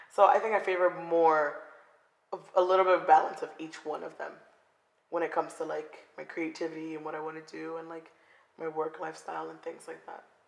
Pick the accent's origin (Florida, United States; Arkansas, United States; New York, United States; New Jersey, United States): Florida, United States; Coral Springs; moved away as an adult; also born or lived in Lawrence, Massachusetts; now in Seattle, United States; I grew up in Coral Springs.